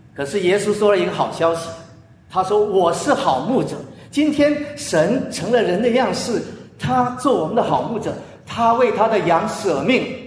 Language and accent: Chinese; China; moved away; also born or lived in United States; 我们中国人